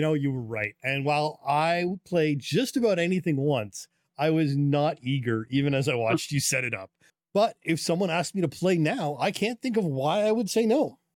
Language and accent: English; Canada; as a Canadian